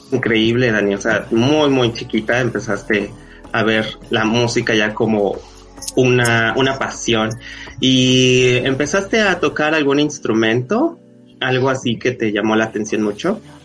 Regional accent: Mexico; yo soy de México

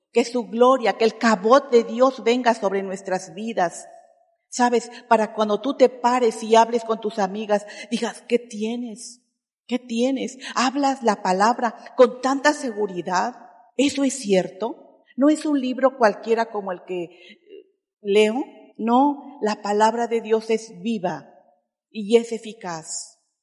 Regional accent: Oaxaca, Mexico; perdónanos como oaxaqueños

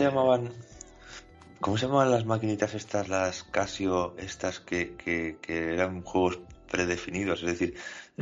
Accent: Spain; Somos españoles

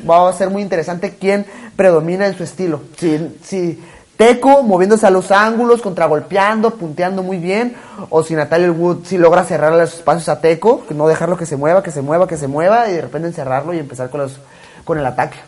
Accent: Mexico; yo como mexicano me siento muy orgulloso

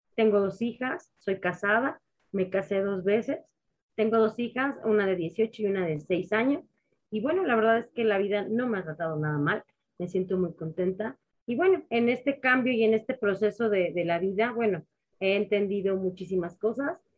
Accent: Mexico City, Mexico; Pues yo soy mexicana, de Ciudad de México, tal cual. Mis padres son también mexicanos. Aquí crecí, aquí nací

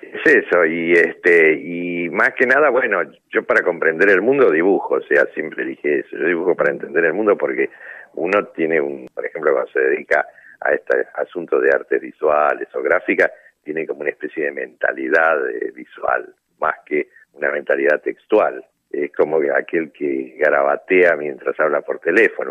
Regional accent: Argentina

